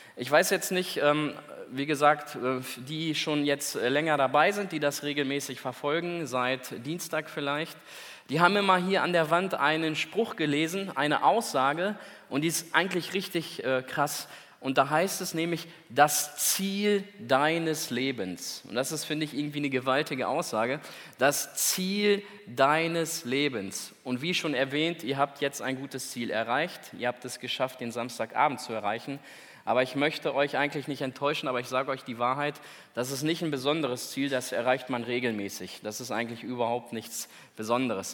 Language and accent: German; Celle, Lower Saxony, Germany; da oben bei uns in Celle